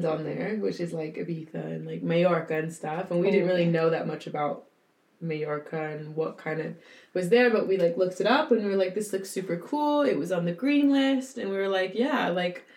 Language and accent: English; Tacoma, Washington, United States; moved away as an adult; now in London, United Kingdom; I'm from Tacoma, Washington, which is like 30 minutes south of Seattle, Washington, Pacific Northwest